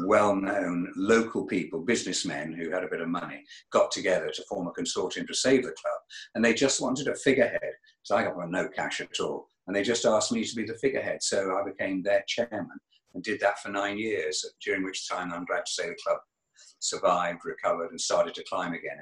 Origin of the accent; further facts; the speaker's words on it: Berkhamsted, East of England, United Kingdom; I come originally from Hertfordshire, a town called Berkhamsted